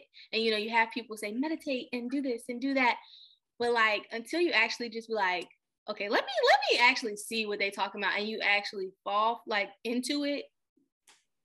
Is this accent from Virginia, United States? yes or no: yes; Richmond, Virginia, United States; moved away as an adult; also born or lived in Newport News, Virginia; now in Maryland, United States; I'm from Richmond, but I went straight to Maryland basically after graduation